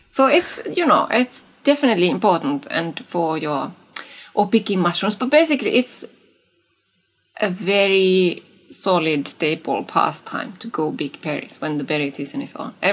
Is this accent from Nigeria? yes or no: no; Eastern Finland, North Karelia, Finland; I am from Kola slash Pohjois-Karjala, so Eastern Finland.